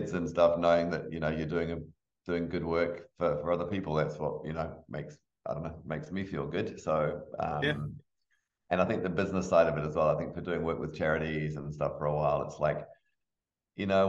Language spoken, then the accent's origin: English; England, United Kingdom; moved away; We grew up in England.